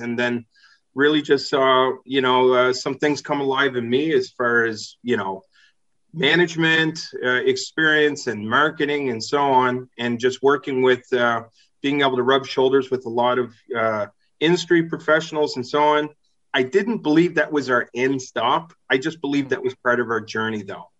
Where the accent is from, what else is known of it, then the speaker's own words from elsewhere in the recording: East Coast of Canada, Atlantic Canada, Canada; moved away as an adult; I spent my first uh, 20 years of my life there and then lived in different parts of uh, Canada